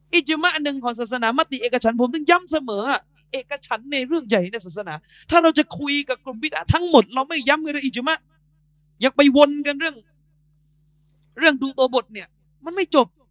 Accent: Malay, Deep South, Thailand; ในฐานะเป็นคนมาลายูด้วยกัน

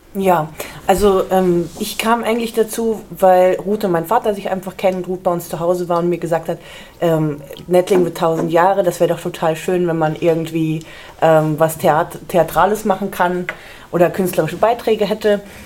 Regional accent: Nordassel, Lower Saxony, Germany; der wohnt noch in Nordassel und da haben wir eben noch das Haus, wo ich auch groß geworden bin

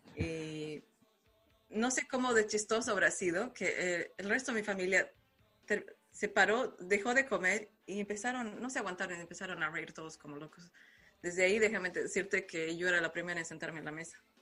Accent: La Paz, Bolivia; now in Ireland; yo soy de La Paz, Bolivia, entonces eh, mi, ciudad es un poco más fría

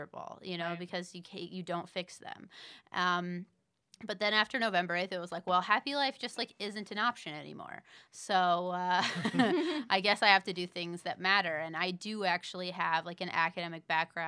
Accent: Indiana, United States; I'm a writer, an mm-hmm. actress, filmmaker, mm-hmm. and I'm from Indiana

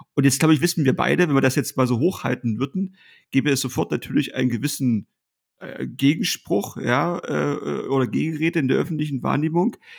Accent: Ortrand, Brandenburg, Germany; in meiner Heimatstadt in Ortrand äh, als 13, 14 oder 15-jähriger Schüler

